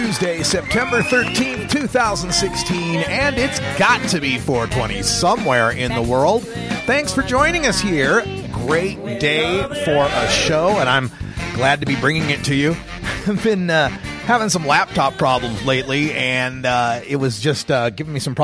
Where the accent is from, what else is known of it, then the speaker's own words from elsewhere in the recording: Idaho, United States; now in Portland, United States; my home state of Idaho